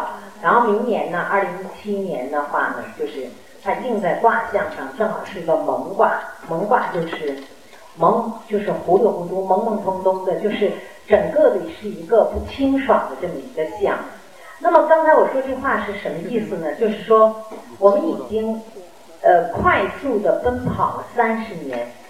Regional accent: Guangdong, China; 一开始关注养生的时候，我们大多数人都会在意吃喝，尤其我们广东人啊，平常就很在意吃喝的问题。

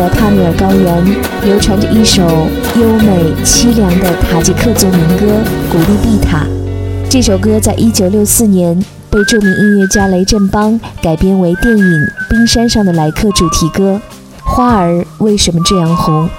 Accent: Xinjiang, China; 我的故乡新疆是个神奇的地方，那儿有连绵的沙漠和荒芜的戈壁，下面都埋藏着最珍贵的宝藏。

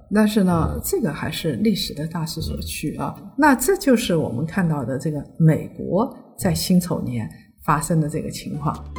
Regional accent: China; 我们中国人传统排序里边都是士农工商嘛

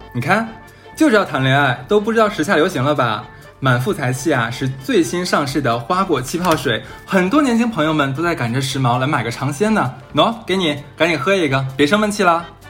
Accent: Northeast China, China; 咱们东北那边其实没有说蘸东西

